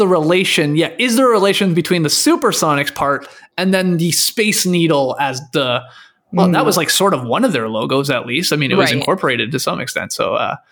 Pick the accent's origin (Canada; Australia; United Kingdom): Canada; Stratford, Ontario; moved away; I grew up in Canada